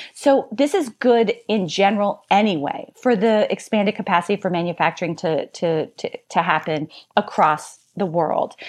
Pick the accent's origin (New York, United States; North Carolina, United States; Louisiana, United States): Louisiana, United States; my home state of Louisiana